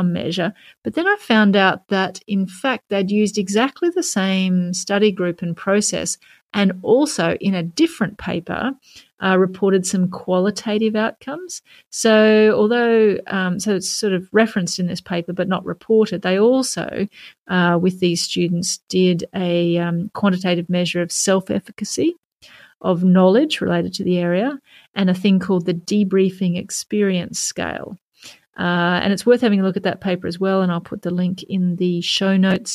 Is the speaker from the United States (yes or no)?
no; Canada; I'm a Canadian.